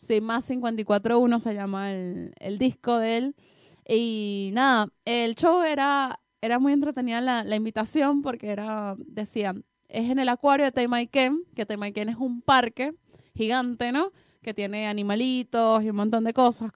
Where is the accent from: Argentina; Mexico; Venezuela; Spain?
Venezuela; nosotras, las venecas